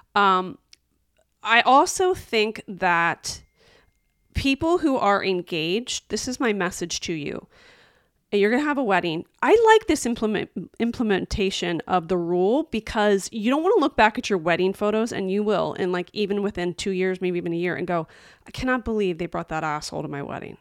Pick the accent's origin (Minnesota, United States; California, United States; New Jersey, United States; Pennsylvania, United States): Pennsylvania, United States; Philadelphia; we're both from Philadelphia